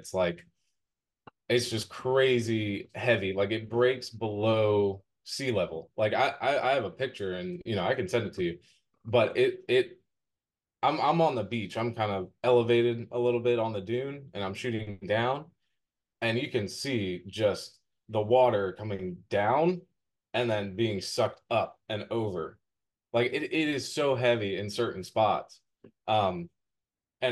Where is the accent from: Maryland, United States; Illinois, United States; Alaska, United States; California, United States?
Maryland, United States; now in Outer Banks, United States; I grew up in Maryland